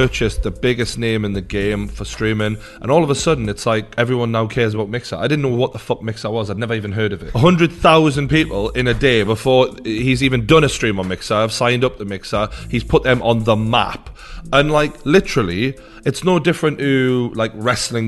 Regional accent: Newcastle upon Tyne, North East England, United Kingdom; my hometown of Newcastle

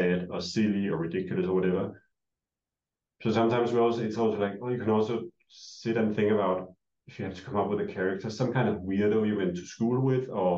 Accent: Denmark; moved away; we're both from Denmark

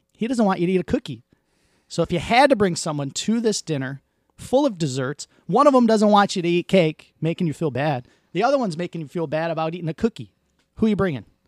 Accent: Detroit, Michigan, United States; growing up in Southwest Detroit, my, all my uncles, my grandma, us, we all lived on the same street

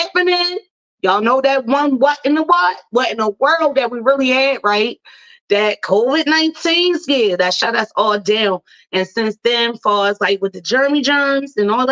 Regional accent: Baltimore, Maryland, United States; Baltimore, Maryland, my hometown

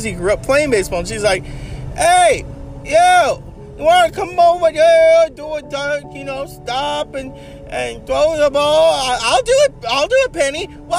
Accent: New York, United States; accent: New York; I'm from New York. And, you know, when you got an accent like this

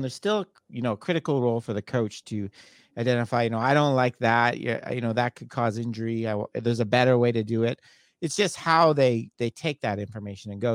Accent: Canada; moved away; I'm from Canada originally

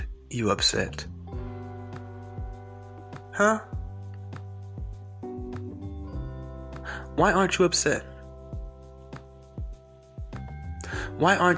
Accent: Georgia, United States; I'm from Georgia

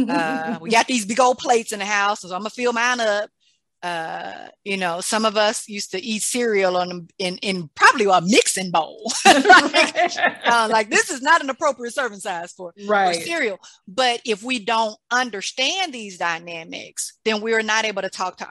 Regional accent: Mississippi, United States; I grew up in Mississippi

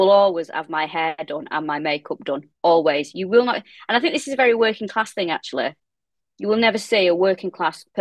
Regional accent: Manchester, North West England, United Kingdom; now in London, United Kingdom; I am from Manchester, and Blackpool, to me, when I was growing up, was the best place.

